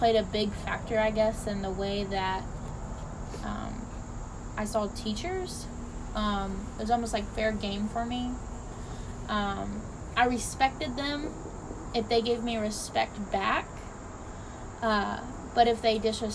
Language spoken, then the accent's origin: English; Temple Terrace, Florida, United States; we grew up in Florida